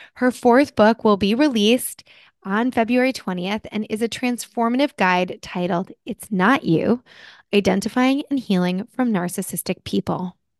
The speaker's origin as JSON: {"language": "English", "region": "New Jersey", "country": "United States", "moved": "yes", "said": "I'm originally from New Jersey."}